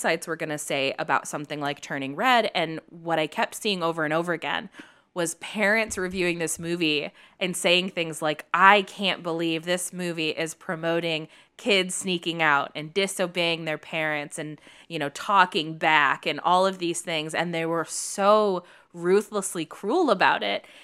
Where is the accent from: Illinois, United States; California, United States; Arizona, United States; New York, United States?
Illinois, United States; Chicago; now in Los Angeles, United States; I grew up in Chicago